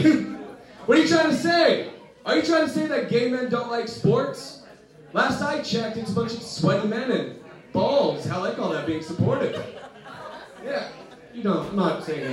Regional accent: Antioch, California, United States; I grew up in Antioch

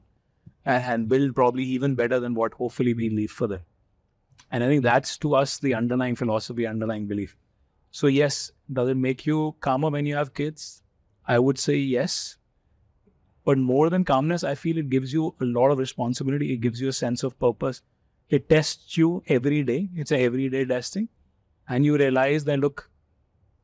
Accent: Delhi, India; also born or lived in Kolkata; both of us, as you know, are Delhi boys, right? Born and brought up in Delhi.

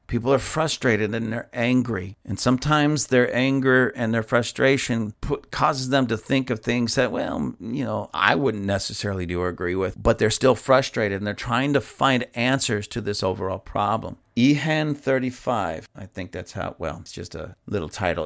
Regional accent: United States

